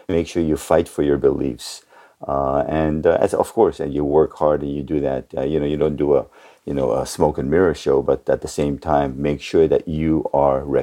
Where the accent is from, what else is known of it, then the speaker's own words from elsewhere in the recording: California, United States; growing up in the Bay Area, thing that I really, really, I think took away from that more than anything else coming to the States when I was around 11.